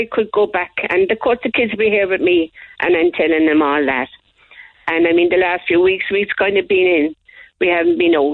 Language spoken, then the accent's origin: English; Cork, County Cork, Ireland; Well, I was born in Port in Portney's Lane on the Coal Quay. It's just past the Bodega.